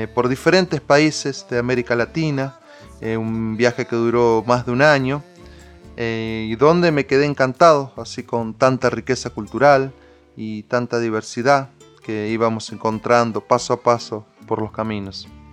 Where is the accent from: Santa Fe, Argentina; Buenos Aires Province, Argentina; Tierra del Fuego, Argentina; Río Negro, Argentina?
Santa Fe, Argentina; María Teresa; allá en, mi pueblo María Teresa, al sur de la provincia de Santa Fe